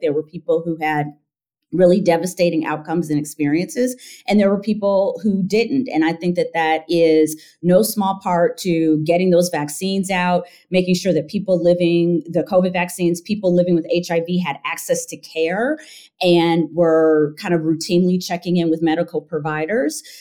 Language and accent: English; Michigan, United States; moved away; also born or lived in Evanston, Illinois; I am from Michigan